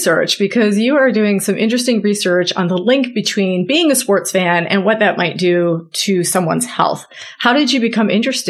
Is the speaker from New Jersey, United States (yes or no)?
yes; New Jersey, United States; now in Massachusetts, United States; I also am a transplant. I'm from New Jersey.